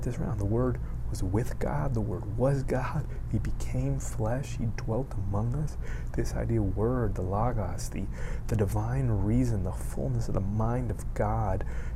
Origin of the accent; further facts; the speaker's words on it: Miami, Florida, United States; I grew up in Miami.